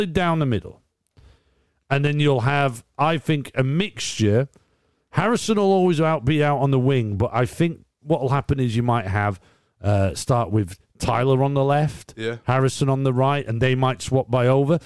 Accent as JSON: {"language": "English", "town": "Carlisle", "region": "North West England", "country": "United Kingdom", "tie": "born or raised there", "said": "I grew up in Carlisle."}